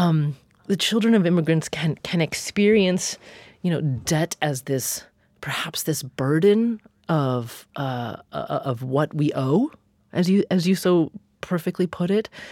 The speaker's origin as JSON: {"language": "English", "town": "Corvallis", "region": "Oregon", "country": "United States", "tie": "born or raised there", "said": "my hometown of Corvallis, Oregon"}